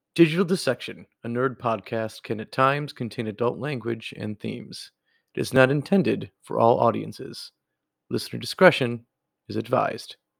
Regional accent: Wisconsin, United States; I was born in Wisconsin

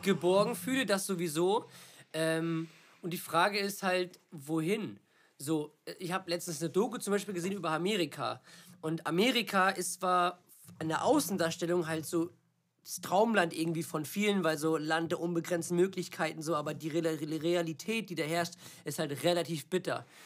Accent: Germany; weil das mein Heimatland ist und ich hier alles habe

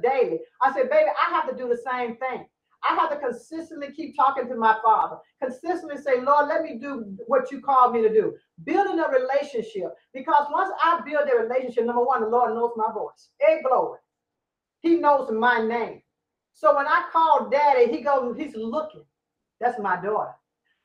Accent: Louisiana, United States; I'm from Louisiana

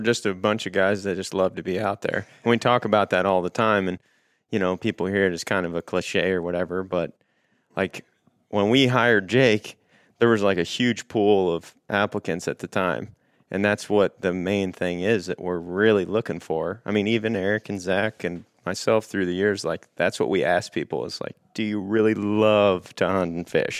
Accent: Paris, Missouri, United States; I'm from Paris, Missouri. It's like nine hundred and fifty people

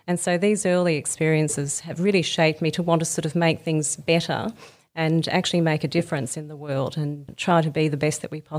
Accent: Sydney, New South Wales, Australia; also born or lived in Melbourne / Brisbane; So I grew up in Sydney, Melbourne and Brisbane and recently had 10 lovely years in the country in a small country town called Yass, just outside of Canberra

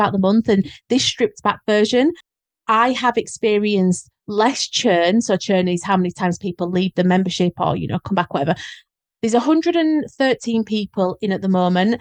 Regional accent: Leeds, Yorkshire and the Humber, United Kingdom; accent: Leeds; how strong my Leeds accent was

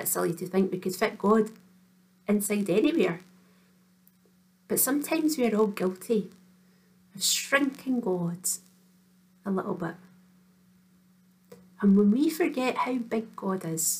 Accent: Kinross, Scotland, United Kingdom; Reverend Anne and I went to school together in Kinross

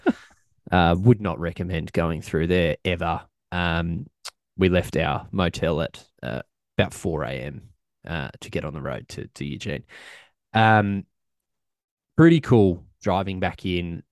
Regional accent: Australia; I'm from Australia

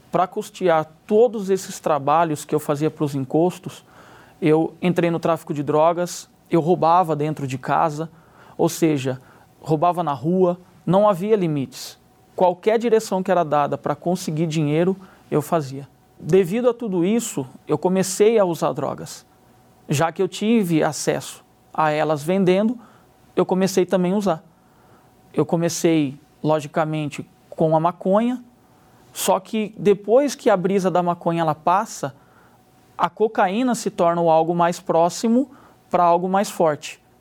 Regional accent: Limeira, São Paulo, Brazil; tenho 34 anos, sou da cidade de Limeira.

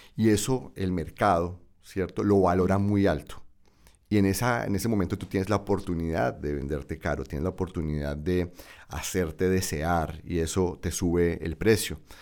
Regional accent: Bucaramanga, Santander, Colombia; moved away; mi ciudad natal, Bucaramanga

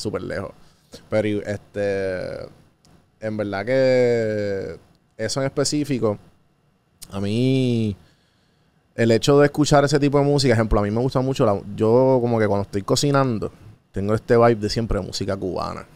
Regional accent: Puerto Rico; como puertorriqueño

